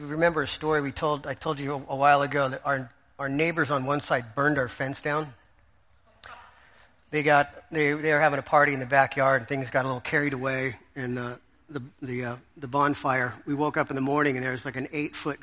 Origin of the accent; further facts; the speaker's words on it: United States; as Americans